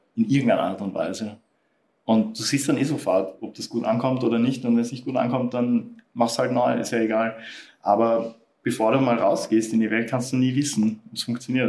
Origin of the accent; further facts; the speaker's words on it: Austria; bei uns in Österreich